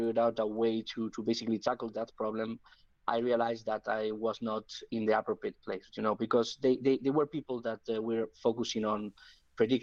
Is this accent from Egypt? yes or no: no; Spain; I'm from Spain.